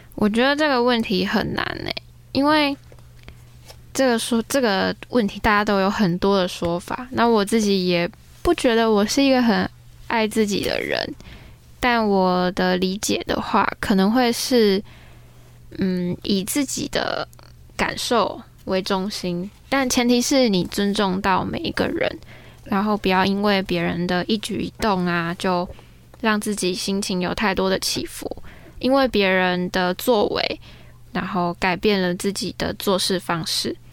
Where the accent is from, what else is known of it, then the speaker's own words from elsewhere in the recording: Tainan, Taiwan; moved away; 我上个礼拜回台南，因为我是台南人